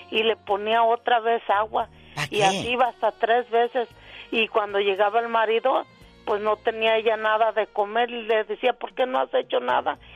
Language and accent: Spanish; León, Guanajuato, Mexico; now in Tijuana, Mexico; Somos de León, ella vive de León y yo estoy aquí en Tijuana.